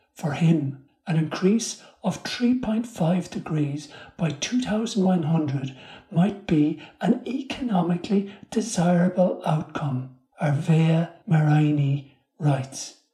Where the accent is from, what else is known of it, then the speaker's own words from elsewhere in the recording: Ireland; the community I grew up in in Ireland